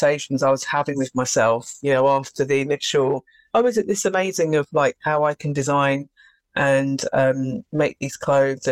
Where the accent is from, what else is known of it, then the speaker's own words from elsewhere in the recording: London, United Kingdom; I did grow up in London. So I was born here. My parents are from the Caribbean. So they came here, I think it was in 1959. So yeah, born and bred actually in London.